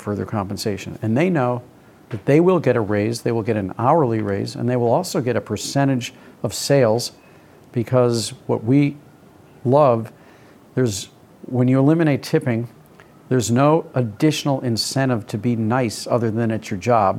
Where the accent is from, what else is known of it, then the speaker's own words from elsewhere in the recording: St. Louis, Missouri, United States; When I was growing up in St. Louis